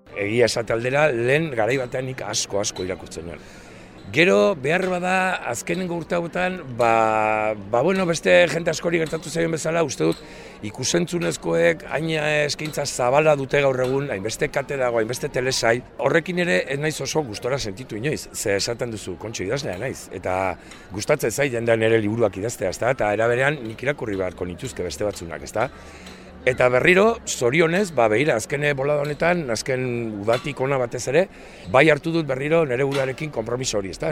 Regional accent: Arrasate, Basque Country, Spain; also born or lived in Oregon, United States; now in Elgeta, Spain; jaiotzez, estatu batu arra naiz, oregonen jaio nintzen, baina txikitxikitatik e, amarekin ja Euskal Herri datorri nintzen, eta berez, nire buzua arrasatearra kontsidatzen dut, antxe pasatu nuen aurtzaroa eta gaztaroa

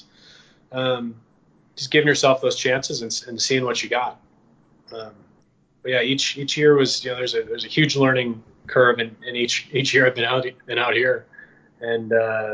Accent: Midwest, United States; I grew up in the Midwest, like the opposite of Florida

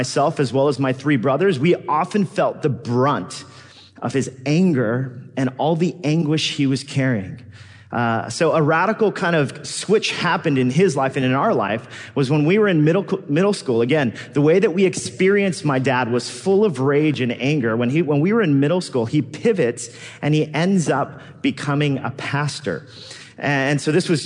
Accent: Los Angeles, California, United States; now in New York City, United States; I grew up as a Korean-American immigrant kid in Los Angeles

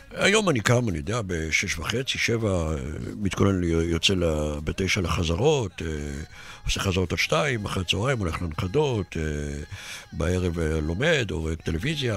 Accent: Netanya, Central District, Israel; נולדתי בנתניה איזה 200 מטר מהמגרש

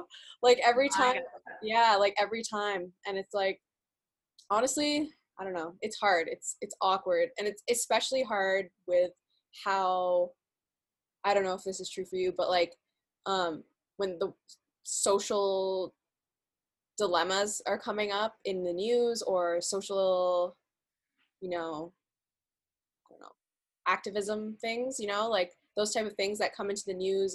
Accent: Pakistan; But, like, I'm Pakistani and Muslim.

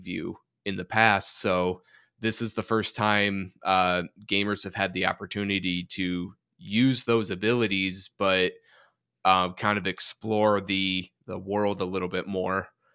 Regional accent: Michigan, United States; growing up in Michigan

